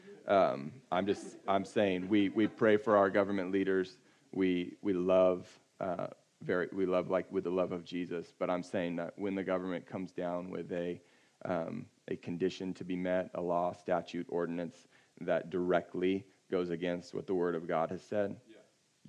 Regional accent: California, United States; I'm from California

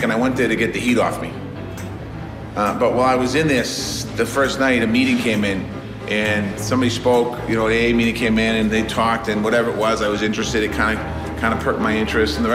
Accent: Dorchester, Massachusetts, United States; I grew up in Dorchester and I yeah, uh, went to work construction

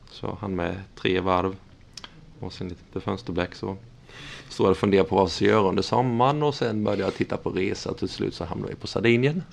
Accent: Vetlanda, Jönköping County, Sweden; moved away as an adult; also born or lived in Norrköping; now in Tranås, Sweden; jag är uppvuxen i Vetlanda

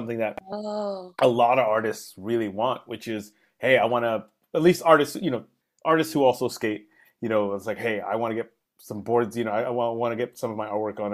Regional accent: New York, United States; I'm a New Yorker myself

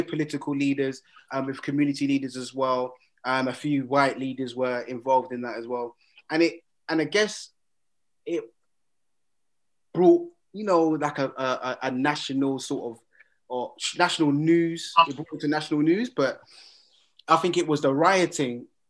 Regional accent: United Kingdom; we are proud to be British, but we are Black British

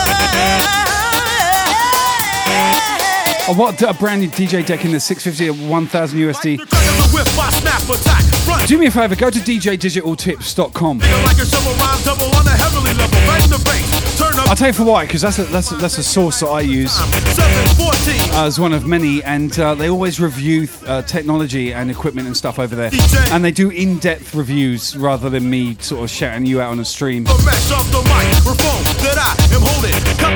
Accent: Southampton, South East England, United Kingdom; I come from Southampton, so in the next suburb from me

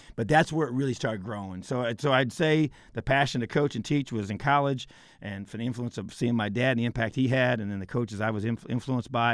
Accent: Indiana, United States; This is my home state

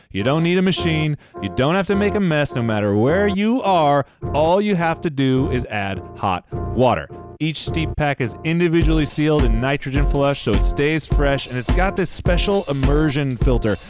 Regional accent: Central Valley, California, United States; growing up in the Central Valley

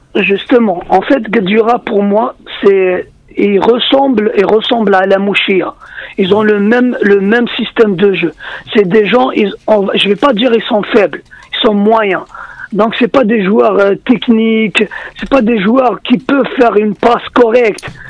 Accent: Algeria; moved away as an adult; now in France; je suis né en Algérie. Je suis, né, je suis venu ici. Je suis, ça fait 7 ans que je suis ici en France

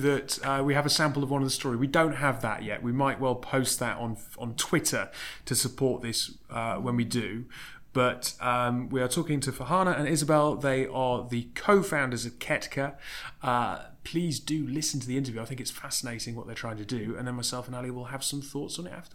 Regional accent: Wansbeck, North East England, United Kingdom; moved away; growing up in Wansbeck, which is the constituency over from Blythe Valley

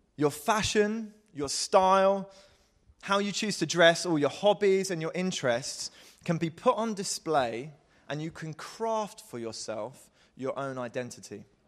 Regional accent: Croydon, London, United Kingdom; I am English, I am from Croydon.

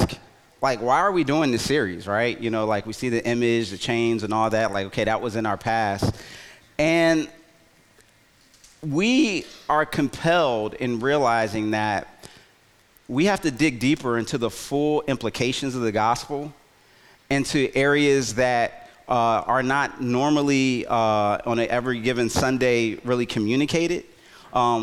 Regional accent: Philadelphia, Pennsylvania, United States; moved away; Philly, my hometown

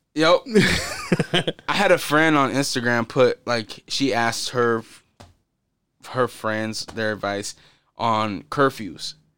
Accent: Portland, Oregon, United States; growing up in Portland

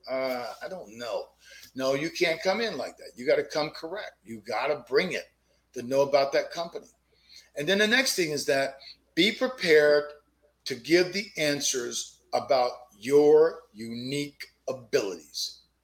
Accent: Fort Pierce, Florida, United States; It all started in a little old neighborhood in the projects of a southeast town called Fort Pierce, Florida

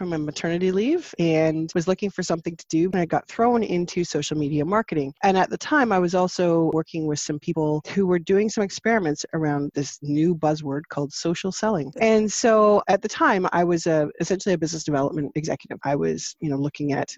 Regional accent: Canada; also born or lived in St. Jacobs, Ontario; I am Canadian. I am outside of Toronto, about an hour and a half, 2 hours from downtown, near Waterloo. I live in a little tiny village called St. Jacobs.

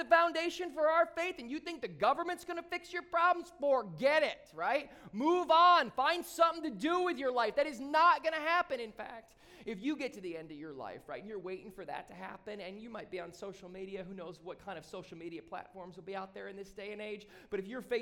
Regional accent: Southeast Michigan, United States; moved away as an adult; now in South Florida, United States; when I grew up in Southeast Michigan

